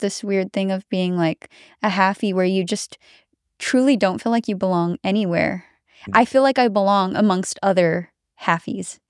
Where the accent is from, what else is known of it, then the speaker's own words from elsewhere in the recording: Philippines; now in United States; I am American and I grew up in America, I've spent more time in the Philippines